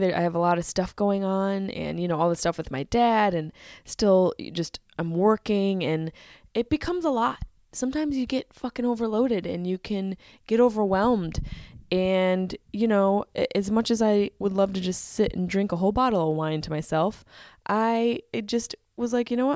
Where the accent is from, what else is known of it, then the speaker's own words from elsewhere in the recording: Syracuse, New York, United States; I'm from Syracuse, New York